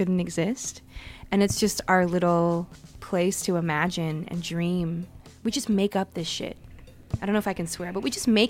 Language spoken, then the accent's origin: English; Toronto, Ontario, Canada; I am a Toronto kid, born and raised in Christie Pitt specifically, and my parents are from Guangzhou and they immigrated here in 89.